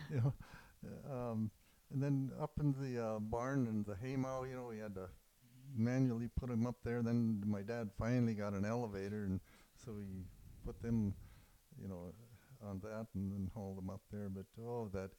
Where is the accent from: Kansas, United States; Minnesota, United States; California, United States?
Minnesota, United States; Warroad; in Warroad, Minnesota, about 6 miles from the Canadian border